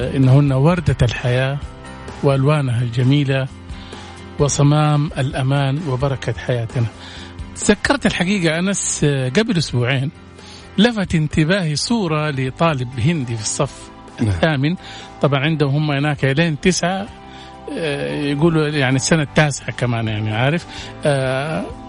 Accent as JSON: {"language": "Arabic", "country": "Saudi Arabia", "said": "احنا عندنا في السعوديه"}